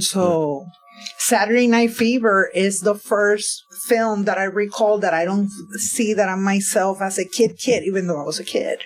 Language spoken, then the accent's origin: English; Bayamón, Puerto Rico; moved away as an adult; now in Philadelphia, United States; I grew up in Bayamón, Puerto Rico.